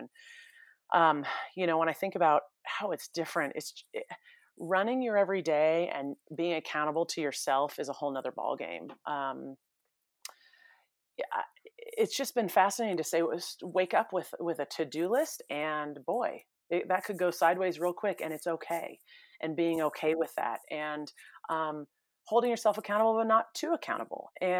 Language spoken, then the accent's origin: English; California, United States; I mean, I grew up in the San Francisco Bay Area